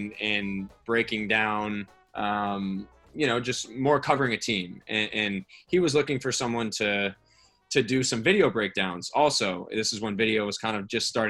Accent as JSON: {"language": "English", "region": "Arizona", "country": "United States", "tie": "born or raised there", "said": "I grew up in Arizona"}